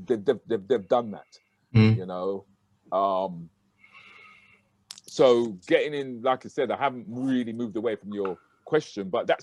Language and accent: English; United Kingdom; So it was important for me, once I started to have children, was to say, no, we can be proud of being Black British.